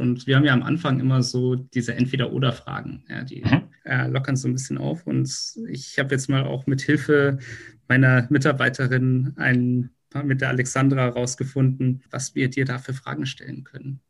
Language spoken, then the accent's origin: German; Munich, Bavaria, Germany; da, wo ich herkomme, nämlich aus München